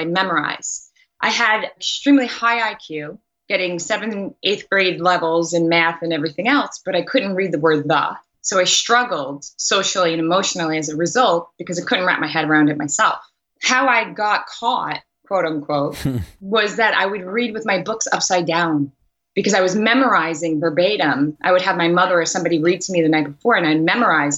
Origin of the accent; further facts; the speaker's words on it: New York City, New York, United States; also born or lived in Long Island, New York; I grew up in Queens, New York